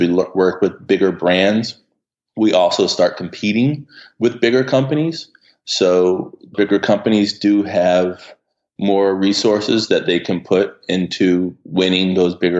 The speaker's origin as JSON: {"language": "English", "town": "Hampton", "region": "Virginia", "country": "United States", "tie": "born or raised there", "also_born_or_lived": "Richmond, Virginia / Harlem, New York", "moved": "as an adult", "lives_now": "New York, United States", "said": "growing up in Hampton"}